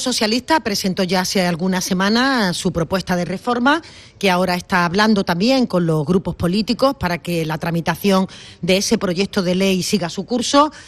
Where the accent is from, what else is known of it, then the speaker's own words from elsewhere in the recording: Andalusia, Spain; accent: Andalusian; now in Madrid, Spain; nuestro acento